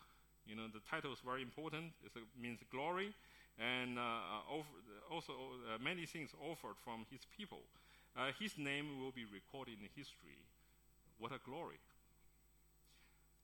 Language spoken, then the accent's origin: English; Beijing, China; moved away; That's my hometown, Beijing